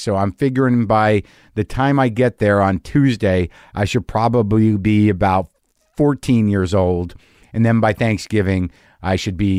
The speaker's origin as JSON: {"language": "English", "region": "New Jersey", "country": "United States", "said": "My family is, I'm Jewish. I'm from Jersey. My family, they come from, my grandfather was from Elizabeth."}